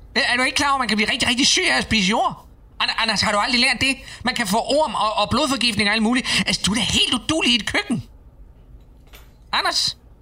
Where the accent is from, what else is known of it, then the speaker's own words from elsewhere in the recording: Odense, Southern Denmark, Denmark; jeg voksede op i Odense